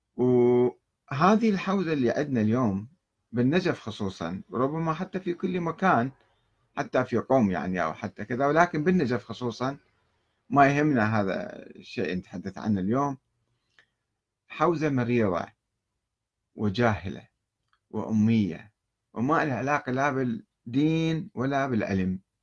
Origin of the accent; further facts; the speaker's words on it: Iraq; عندنا بالعراق